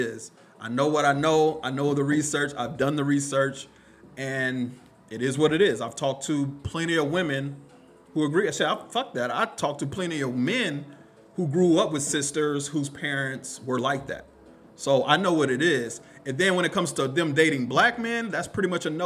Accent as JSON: {"language": "English", "town": "Killeen", "region": "Texas", "country": "United States", "tie": "born or raised there", "said": "I grew up in Killeen"}